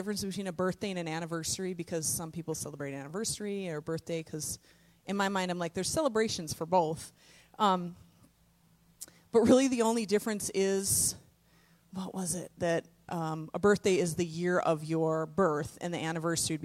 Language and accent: English; Cloquet, Minnesota, United States; this is my hometown. I am born and raised in Cloquet